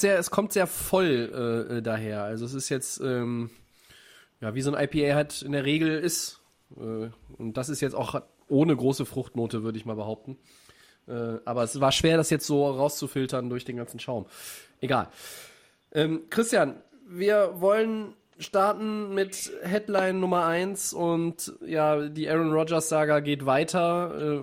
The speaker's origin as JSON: {"language": "German", "town": "Düsseldorf", "region": "North Rhine-Westphalia", "country": "Germany", "said": "als Düsseldorfer"}